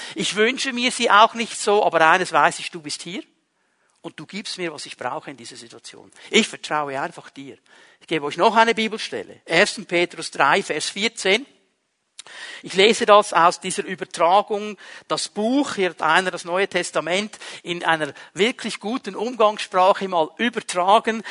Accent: Switzerland; Wir sind Schweizer Bürger

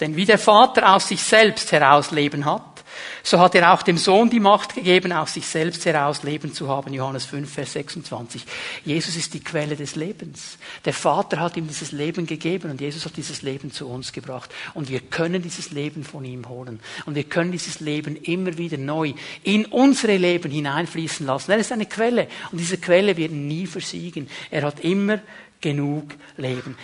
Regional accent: Switzerland; wir sind Schweizer, wir sind Westler

